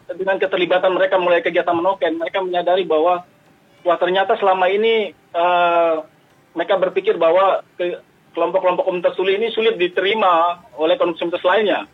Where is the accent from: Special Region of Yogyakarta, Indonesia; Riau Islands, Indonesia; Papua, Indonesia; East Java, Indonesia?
Papua, Indonesia; kita orang Papua sendiri